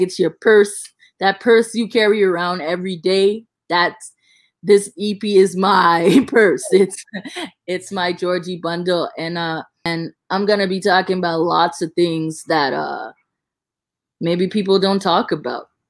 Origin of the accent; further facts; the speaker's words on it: Bahamas; accent: thick Bahamian; I can talk in a really, really like thick Bahamian accent